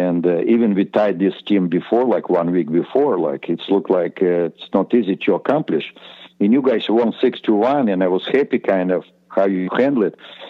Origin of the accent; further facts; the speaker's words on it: Estonia; English is a second language; moved away as an adult; we just kind of came from Estonia